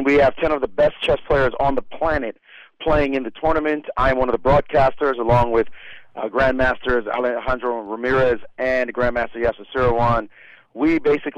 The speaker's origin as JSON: {"language": "English", "town": "New York City", "region": "New York", "country": "United States", "tie": "born or raised there", "said": "growing up in Brooklyn."}